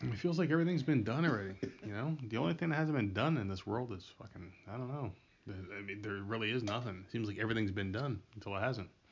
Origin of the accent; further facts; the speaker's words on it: Middlesex, New Jersey, United States; I'm from Middlesex